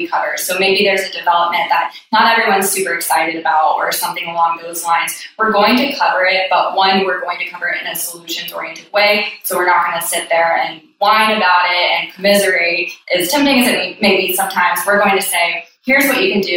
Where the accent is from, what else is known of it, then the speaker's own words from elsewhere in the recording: Columbia, South Carolina, United States; moved away as an adult; also born or lived in Charlotte, North Carolina; now in Charleston, United States; born and raised in Columbia, South Carolina